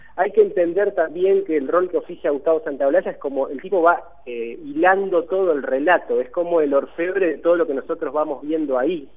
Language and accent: Spanish; Argentina; nosotros como, como argentinos